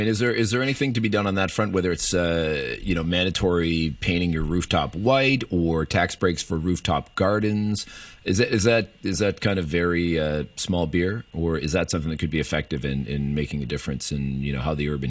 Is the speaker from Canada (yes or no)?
yes; Canada; now in Hong Kong; growing up in Canada